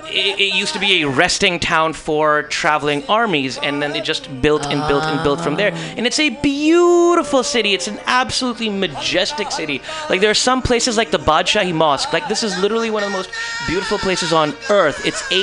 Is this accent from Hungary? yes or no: no; India; Because, you know, I'm from India, of like the Hindustan region.